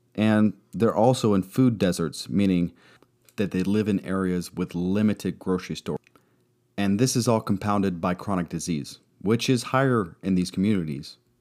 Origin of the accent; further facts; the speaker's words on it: Arizona, United States; moved away as an adult; also born or lived in California; I hail from Arizona, but moved a bit when I was in the Navy. I left home at eighteen